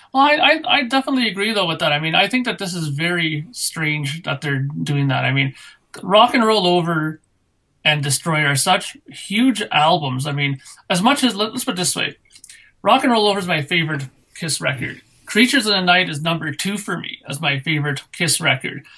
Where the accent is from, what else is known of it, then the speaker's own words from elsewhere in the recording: Canada; being Canadian